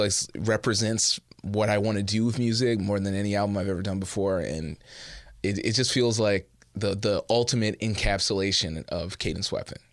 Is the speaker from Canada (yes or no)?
yes; Edmonton, Alberta, Canada; moved away as an adult; also born or lived in Montreal; now in Toronto, Canada; I am originally from Edmonton